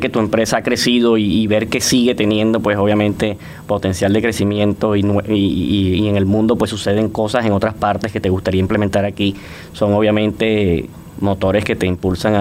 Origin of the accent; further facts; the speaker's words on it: Barranquilla, Atlántico, Colombia; moved away as an adult; now in Panama; en Barranquilla, en mi ciudad natal, sí existían estas empresas